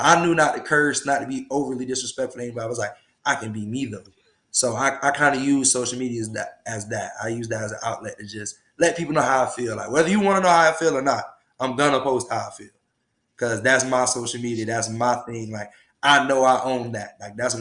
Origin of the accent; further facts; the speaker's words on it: Tallahassee, Florida, United States; My family's from Jacksonville, but I was raised here in Tallahassee